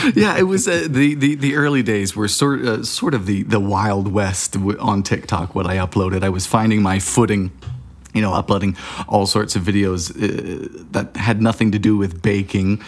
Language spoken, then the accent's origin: English; Bermuda; moved away as an adult; now in United States; I was born and raised in Bermuda back in the, you know, the, the dark ages of the nineteen nineties.